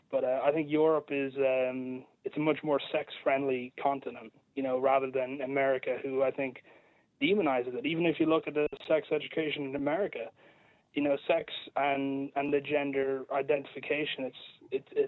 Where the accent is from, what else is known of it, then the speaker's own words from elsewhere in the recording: Florida, United States; accent: American; uh, Florida